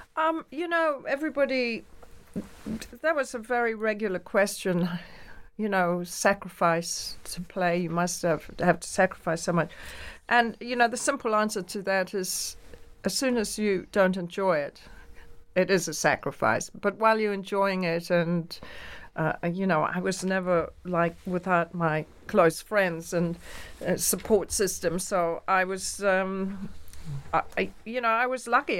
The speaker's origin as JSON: {"language": "English", "region": "England", "country": "United Kingdom", "moved": "yes", "lives_now": "New York, United States", "said": "I'm very English."}